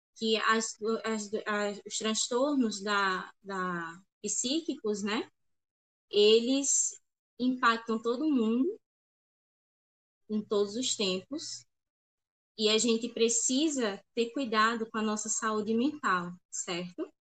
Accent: Paraíba, Brazil; eu sou da Paraíba

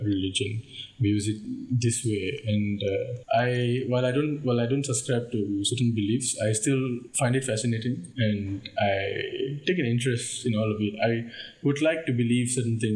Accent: India; accent: Indian; I'm sorry that I don't sound very Indian on a daily basis. I'm just used to speaking like this.

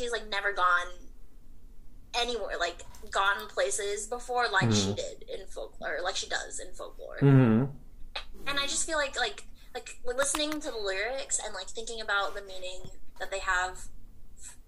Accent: Orange County, California, United States; I used to go to Huntington Beach a lot because I'm from Orange County

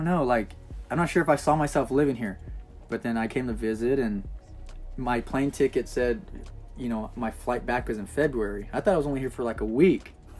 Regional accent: Inland Empire, Southern California, United States; moved away as an adult; also born or lived in Los Angeles County, California / Arizona; now in Enid, United States; I grew up in Southern California, in the Inland Empire. Born into LA County. Then I just kind of like ventured off to Arizona for a little bit. And I came back to the Inland Empire, which is like San Bernardino, Riverside.

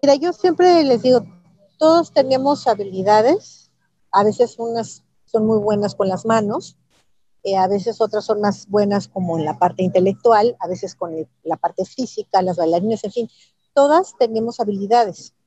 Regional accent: Mexico; estaba yo como mexicana y además representando no nada más a México

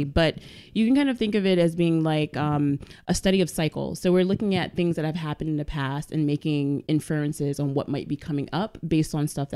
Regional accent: New York City, New York, United States; I'm Bronx born and raised and bred

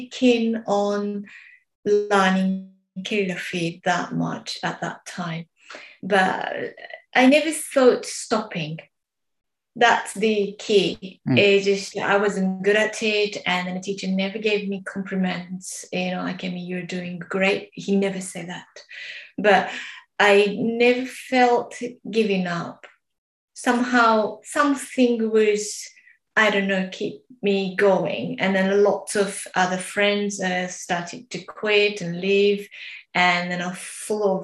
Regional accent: Japan; English is a second language; moved away; in Japan, my hometown

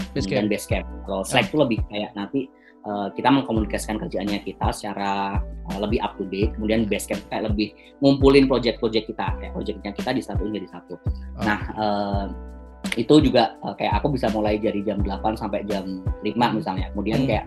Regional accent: Bojonegoro, East Java, Indonesia; kebetulan saya dari Bojonegoro Jawa Timur

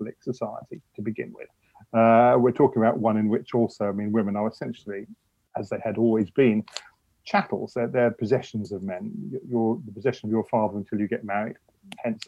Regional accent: United Kingdom; I'm a British historian.

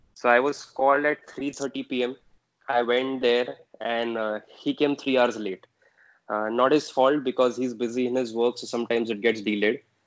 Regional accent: Aurangabad, Maharashtra, India; moved away; my hometown, Aurangabad

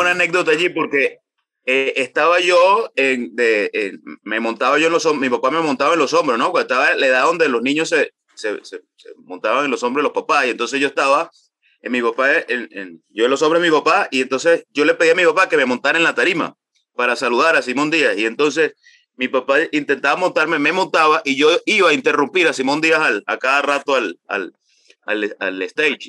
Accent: Calabozo, Guárico, Venezuela; also born or lived in Maracay; Nací en Maracay, sin embargo me crié en los llanos venezolanos, me crié en el estado Guárico, específicamente en Calabozo

